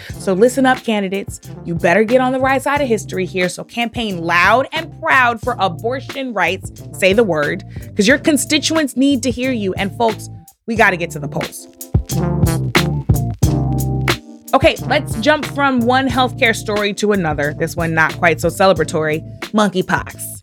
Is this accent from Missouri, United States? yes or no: yes; Missouri, United States; Missouri, my home state